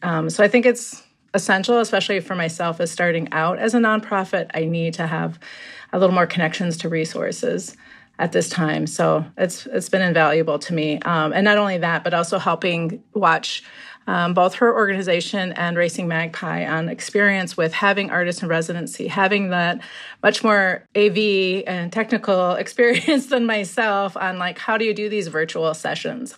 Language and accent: English; Minneapolis, Minnesota, United States; also born or lived in Lower Sioux; I grew up in Minneapolis